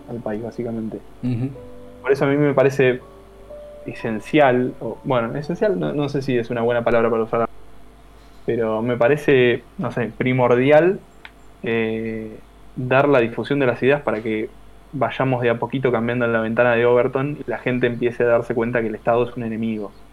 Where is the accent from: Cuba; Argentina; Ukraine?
Argentina; Tierra del Fuego; also born or lived in Buenos Aires conurbano; now in Buenos Aires, Argentina; me estoy por mudar a, una provincia que es eh, Tierra del Fuego. Uh, que en realidad es donde yo nací, yo nací ahí, me crié ahí y después me vine para acá, para Buenos Aires.